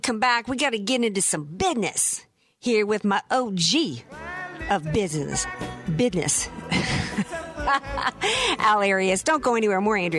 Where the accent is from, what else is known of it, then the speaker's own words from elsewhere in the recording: the South, United States; by the time I was 16 years old growing up in the South, Dr. Jasser, I'm a Southerner to my core. You cannot take the Southern out of me.